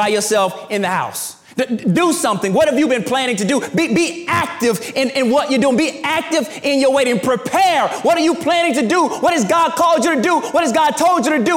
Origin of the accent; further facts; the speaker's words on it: the South, United States; I'm from the South, and my parents are from the South